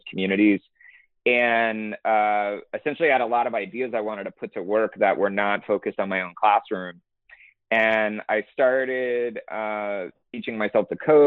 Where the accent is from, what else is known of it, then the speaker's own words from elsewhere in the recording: Houston, Texas, United States; also born or lived in Massachusetts / Boston; I grew up in Houston, Texas